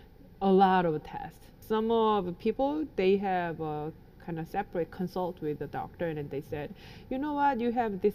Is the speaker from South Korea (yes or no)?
yes; South Korea; I grew up in Korea